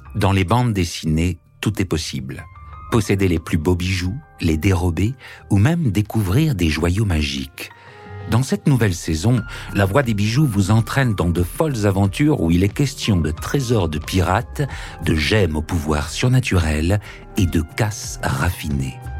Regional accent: Grenoble, Auvergne-Rhône-Alpes, France; moved away; je suis de Grenoble

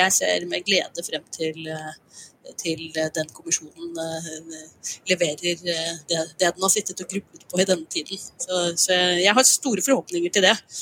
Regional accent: Norway

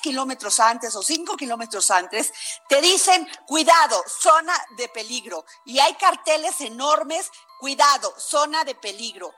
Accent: Vega de Alatorre, Veracruz, Mexico; yo soy de Vega de la Torre Veracruz

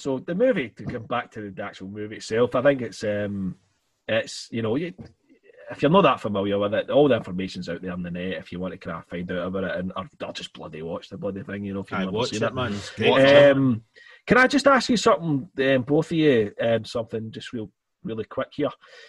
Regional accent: Scotland, United Kingdom; obviously us being Scottish

